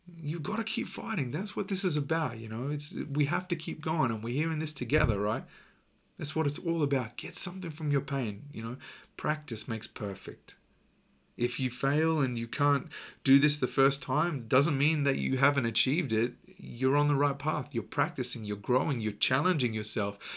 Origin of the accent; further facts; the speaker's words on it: Australia; I'm Australian